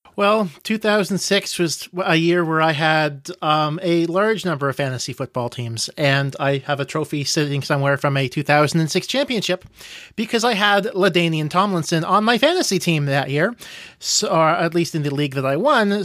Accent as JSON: {"language": "English", "country": "Canada", "said": "Being Canadian"}